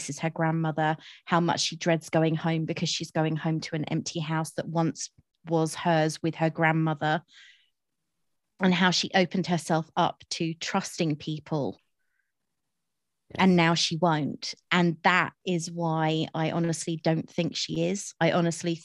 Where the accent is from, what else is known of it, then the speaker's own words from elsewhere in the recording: United Kingdom; as a Brit